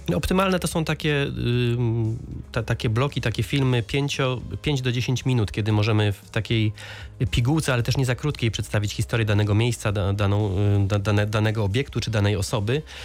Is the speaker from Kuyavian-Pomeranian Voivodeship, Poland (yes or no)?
no; Lower Silesian Voivodeship, Poland; ja tutaj mieszkam od urodzenia